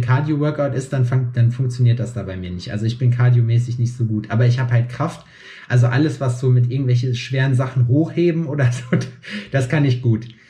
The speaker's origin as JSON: {"language": "German", "country": "Germany", "tie": "born or raised there", "moved": "yes", "lives_now": "Jena, Germany", "said": "bei mir in meiner Heimat in Scheiksmühle"}